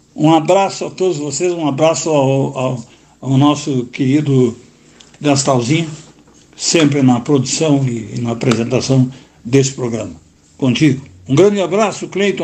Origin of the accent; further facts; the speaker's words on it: Arroio Grande, Rio Grande do Sul, Brazil; now in Porto Alegre, Brazil; eu sou do Arroio Grande